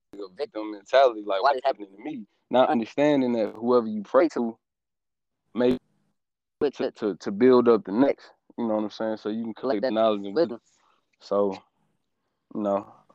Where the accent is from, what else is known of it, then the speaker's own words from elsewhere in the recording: Stone Mountain, Georgia, United States; I'm from Stone Mountain, Georgia, man. Born, Mar- well, not born, but raised